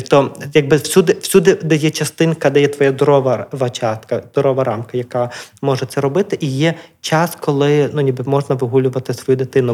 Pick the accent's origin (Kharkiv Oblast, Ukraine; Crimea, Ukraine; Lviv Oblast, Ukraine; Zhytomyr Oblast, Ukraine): Lviv Oblast, Ukraine; Drohobych; я з Другобича